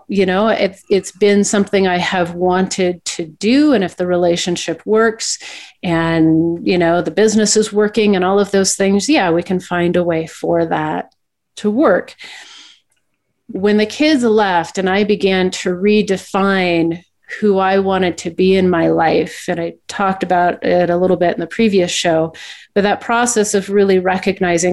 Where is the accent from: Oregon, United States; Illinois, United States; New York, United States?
Oregon, United States; Portland; moved away as an adult; now in Salt Lake City, United States; I was born and raised in Portland